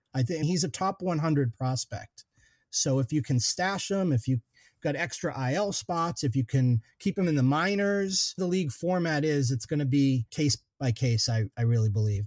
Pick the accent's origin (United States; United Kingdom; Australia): United States; Eastern Massachusetts; now in Western Massachusetts, United States; I'm a Western Mass transplant. Actually, I grew up in Eastern Mass, but oh, now West now Western Mass is home